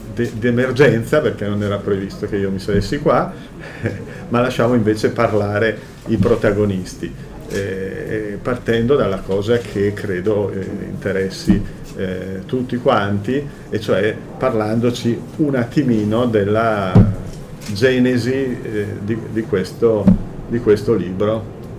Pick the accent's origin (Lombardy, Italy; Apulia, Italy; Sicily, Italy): Lombardy, Italy; Bergamo; sono un conterraneo di Bruno Bozzetto, perché s-, anch'io sono bergamasco